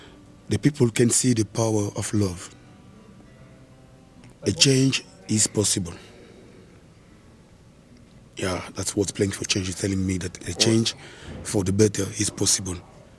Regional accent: DR Congo; Clarence is from Holland. I am from Congo.

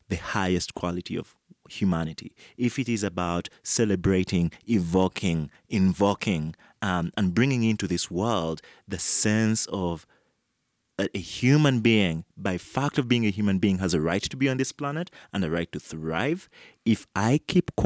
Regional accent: Uganda; I come from Uganda.

